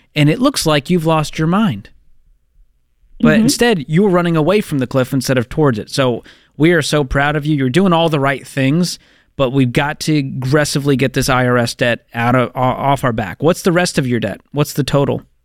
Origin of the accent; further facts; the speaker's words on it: Boston, Massachusetts, United States; my hometown, Boston, Massachusetts.